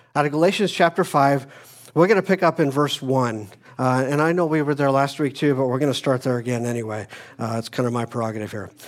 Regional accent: Phoenix, Arizona, United States; moved away; I grew up in Phoenix, Arizona

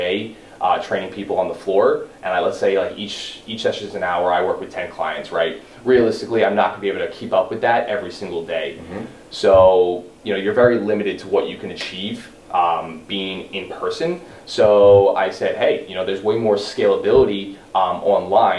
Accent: West Orange, New Jersey, United States; That's where I'm from West Orange. Grew up. Been in Jersey for the last 20 years of my life

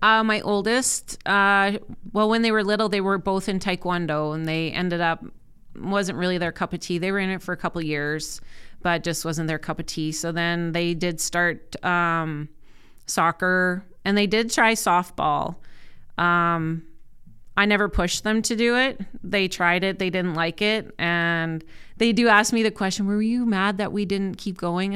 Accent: Saskatoon, Saskatchewan, Canada; I grew up in Saskatoon, born and raised.

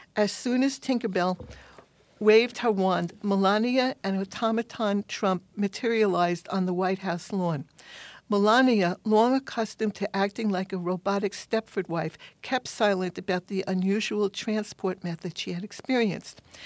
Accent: New York City, New York, United States; I'm a New Yorker

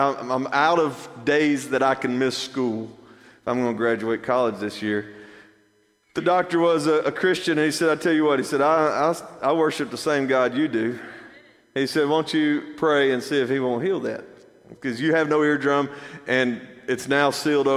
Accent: Athens, United States; I grew up here. This is my hometown. And I know how Athens works

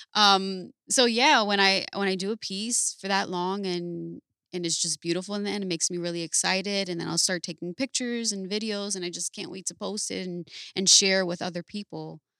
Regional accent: Paterson, New Jersey, United States; I'm from Patterson, New Jersey

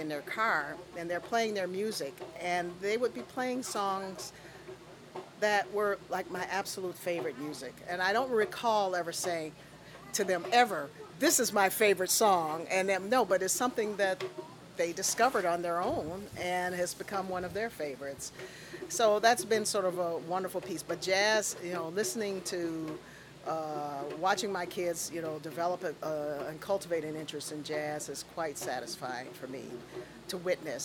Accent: Chicago, Illinois, United States; the community that I grew up in on Michigan

